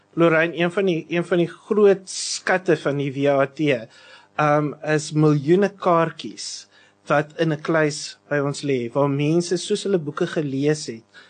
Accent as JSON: {"language": "Afrikaans", "region": "Western Cape", "country": "South Africa", "said": "waar ek vandaan kom wat nou hy net oor die bult uit die noordelike voorstede is"}